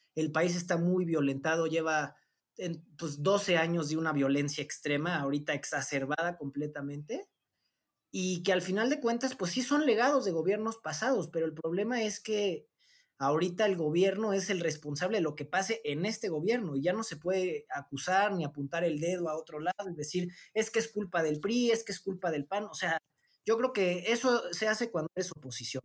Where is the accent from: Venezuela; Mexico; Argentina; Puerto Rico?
Mexico; somos mexicanos y nos une la misma bandera